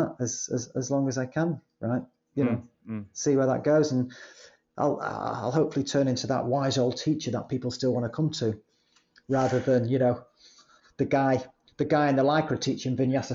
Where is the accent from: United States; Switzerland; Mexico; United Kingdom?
United Kingdom; Manchester, North West England; you can tell I'm from Manchester by my complete lack of sophistication